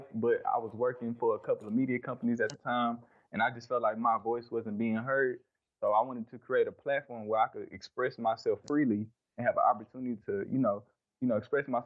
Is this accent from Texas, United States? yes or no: yes; Dallas, Texas, United States; I'm from Dallas, Texas